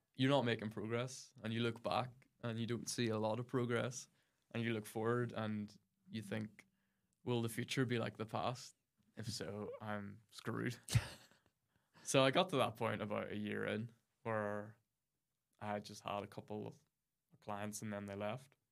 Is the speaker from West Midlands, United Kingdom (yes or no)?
no; near Mount Stewart, Ards Peninsula, County Down, Northern Ireland, United Kingdom; I grew up near Mount Stuart in the Arts Peninsula, which is a country home of the, the London Dairy family who ruled kind of most of that part of the county down in the seventeen, eighteen hundreds.